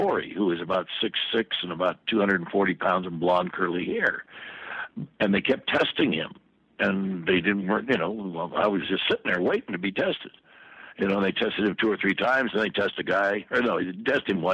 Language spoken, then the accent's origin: English; Sacramento, California, United States; also born or lived in Oakland, California; I was born in Oakland and raised in Sacramento, California